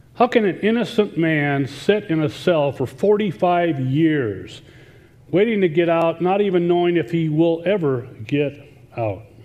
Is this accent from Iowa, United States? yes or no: yes; Iowa, United States; now in Indiana, United States; I grew up in Iowa, but I'm not a farm boy.